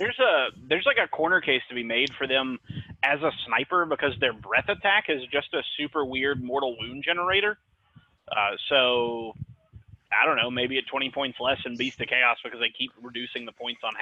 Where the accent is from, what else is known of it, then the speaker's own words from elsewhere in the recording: Memphis, Tennessee, United States; Bro, I'm from Memphis, Tennessee.